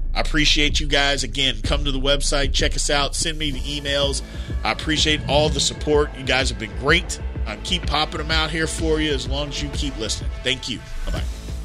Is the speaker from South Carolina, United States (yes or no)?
no; Indiana, United States; I'm from Indiana